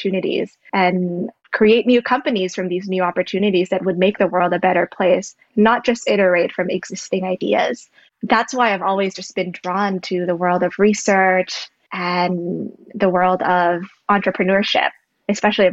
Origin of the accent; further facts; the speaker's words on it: Jakarta, Indonesia; moved away as an adult; also born or lived in Berkeley, United States; now in United States; So I'm originally from Jakarta, Indonesia. I grew up basically on the outskirts of Jakarta.